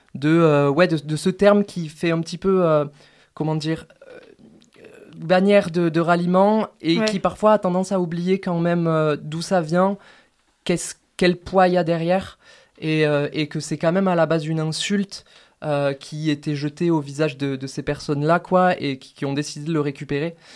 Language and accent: French; Toulouse, Occitania, France; moved away as an adult; now in Grenoble, France; moi, je viens de Toulouse à la base